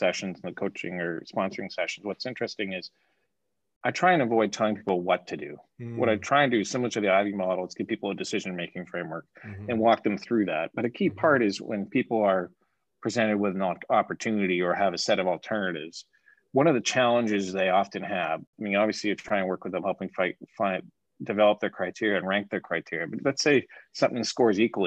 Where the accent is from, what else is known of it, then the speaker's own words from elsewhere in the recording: Canada; moved away; I'm Canadian